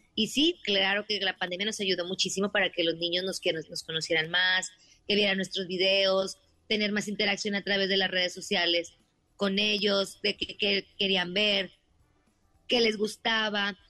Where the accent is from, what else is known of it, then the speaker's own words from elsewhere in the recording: Monterrey, Nuevo León, Mexico; somos de Monterrey.